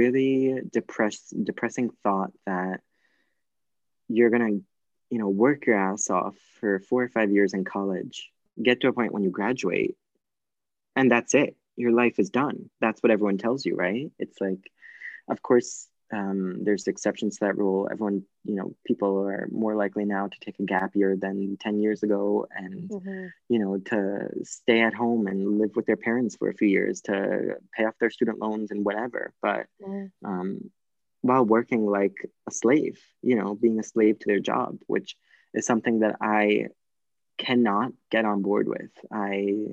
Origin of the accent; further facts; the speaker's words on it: United States; moved away as an adult; also born or lived in New York; now in Florence, Italy; I'm American